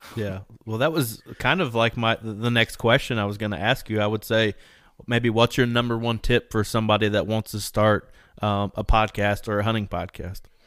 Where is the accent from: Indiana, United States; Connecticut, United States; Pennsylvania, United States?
Indiana, United States; We're both from Indiana